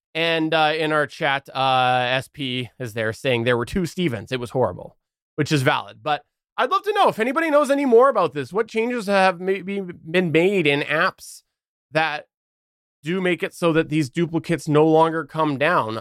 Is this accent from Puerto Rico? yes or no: no; Canada; I'm Canadian